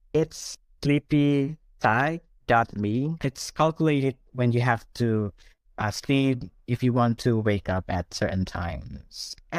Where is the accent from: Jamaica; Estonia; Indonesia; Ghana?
Indonesia; Padang, West Sumatra; Of course, I like food here, but I miss the food in my hometown too.